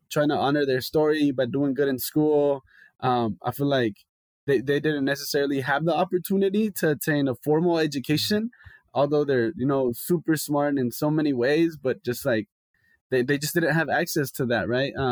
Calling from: Los Angeles, California, United States; I'm calling in from LA.

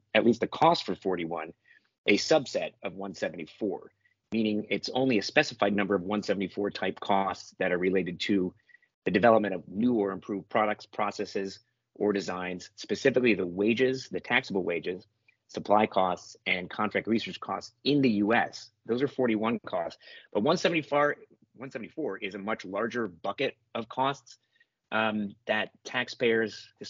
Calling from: Brooklyn, New York, United States; Today, I am, at least this part of the week, I'm in Brooklyn, New York, soon to go to Michigan for the weekend.

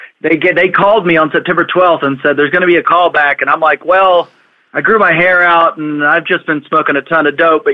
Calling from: Austin, Texas, United States; also born or lived in Philadelphia / Orlando; I'm from Austin, Texas.

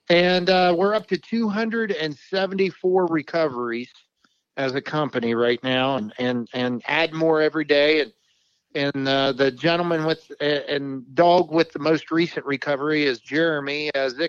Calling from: Fairmont, West Virginia, United States; Uh, I'm in Fairmont

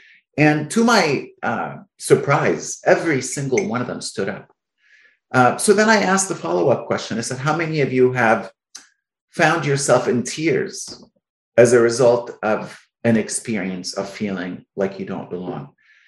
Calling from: Alexandria, Virginia, United States; I'm calling from Alexandria, Virginia.

